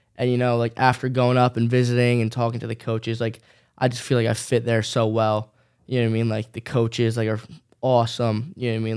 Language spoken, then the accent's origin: English; New Jersey, United States; I'm staying in my hometown